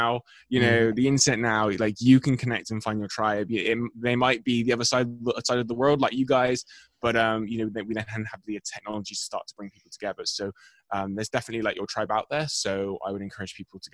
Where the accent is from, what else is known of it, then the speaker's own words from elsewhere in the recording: England, United Kingdom; I'm from England.